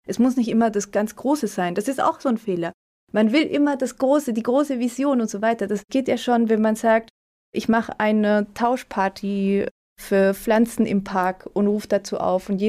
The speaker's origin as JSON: {"language": "German", "town": "Mainz", "region": "Rhineland-Palatinate", "country": "Germany", "said": "Auch meine Heimat."}